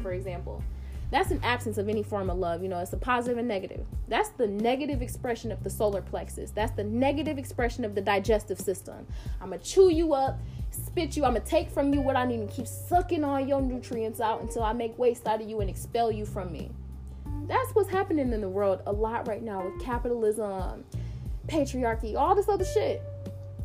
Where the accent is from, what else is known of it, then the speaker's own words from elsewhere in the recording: United States; I am American